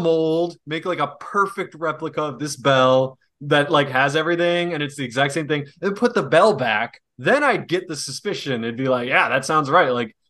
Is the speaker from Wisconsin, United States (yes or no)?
yes; Wisconsin, United States; I'm from Wisconsin.